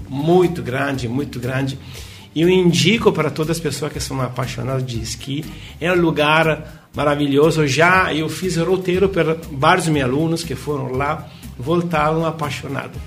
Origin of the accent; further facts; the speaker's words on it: Milan, Lombardy, Italy; Portuguese is a second language; moved away as an adult; now in Porto Alegre, Brazil; a minha vida na Itália, principalmente em Milão, porque eu sou de Milão, foi sempre muito corrida